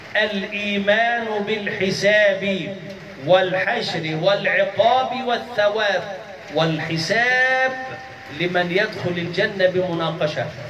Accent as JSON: {"language": "Arabic", "country": "Egypt", "said": "عندنا في مصر"}